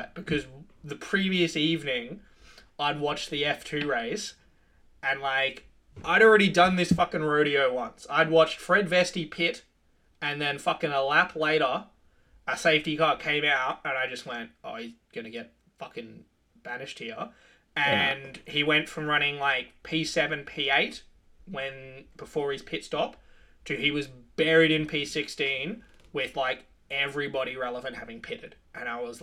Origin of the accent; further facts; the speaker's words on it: Australia; as an Australian